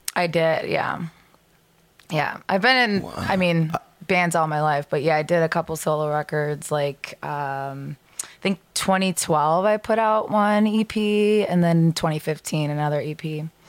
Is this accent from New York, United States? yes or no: no; Lake Zurich, Illinois, United States; I'm from Lake Zurich.